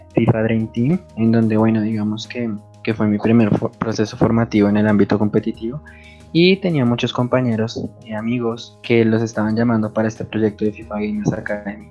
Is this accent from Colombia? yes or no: yes; Colombia; now in Bogotá, Colombia